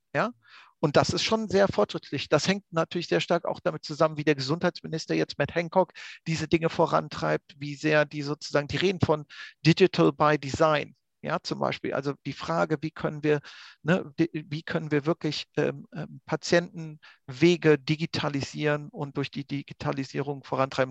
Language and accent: German; Austria; bei uns in Österreich